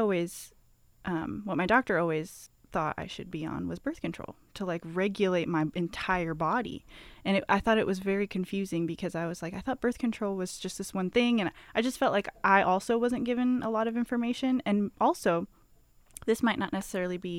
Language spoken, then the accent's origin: English; Omaha, Nebraska, United States; moved away as an adult; also born or lived in California; now in Whitesburg, United States; I grew up in Nebraska